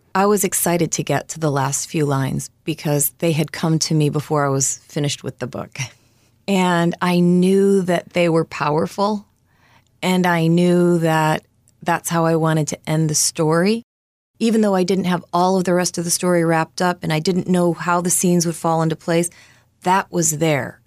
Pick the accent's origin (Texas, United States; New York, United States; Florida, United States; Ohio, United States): Ohio, United States; Novelty; I was born in Ohio, and at the time my family had a poultry farm outside of Cleveland in Novelty, Ohio